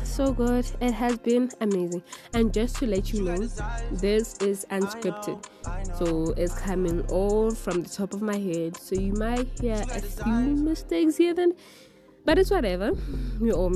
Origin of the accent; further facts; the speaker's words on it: South Africa; I am a teenager from South Africa who's currently doing Matric